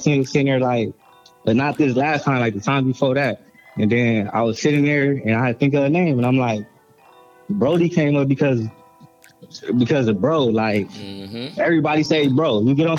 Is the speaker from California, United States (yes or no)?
yes; Gardena, California, United States; I'm from Gardena, California